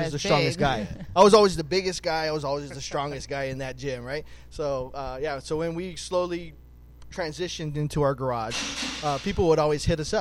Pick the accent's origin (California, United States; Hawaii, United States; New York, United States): Hawaii, United States; moved away; we grew up in Hawaii